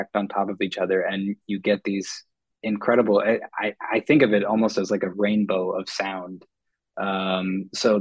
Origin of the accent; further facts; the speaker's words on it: Minneapolis, Minnesota, United States; I grew up in Minneapolis